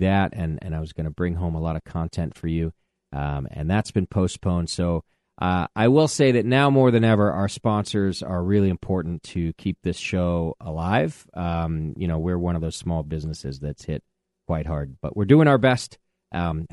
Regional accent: Southern California Mojave Desert, United States; moved away; I'm not from Arizona, but I am a desert rat. I'm from the Southern California Mojave Desert

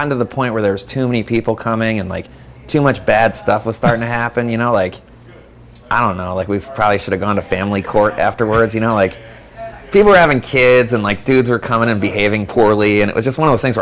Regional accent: Saratoga Springs, New York, United States; born or raised there; now in San Francisco, United States

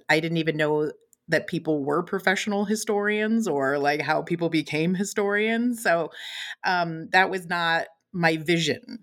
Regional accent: West Coast, United States; also born or lived in Chicago, Illinois / San Francisco Bay Area; I was raised mostly on the West Coast, um, spent some time in the San Francisco Bay Area.

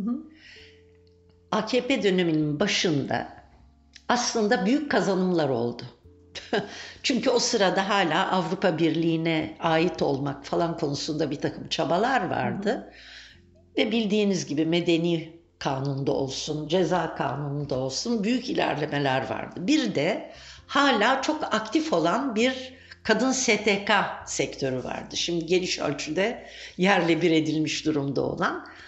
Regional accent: Turkey; ben e, Türkiye'de doğdum, büyüdüm.

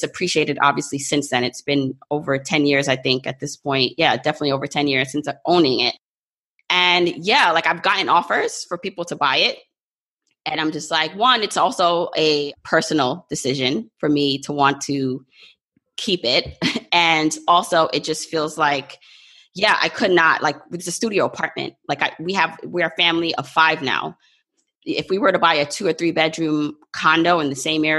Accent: New York, United States; also born or lived in Jamaica; New York has been my home because I came here when I was about 2 years old

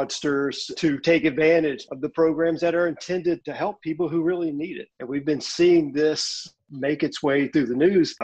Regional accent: Louisiana, United States; my home state of Louisiana

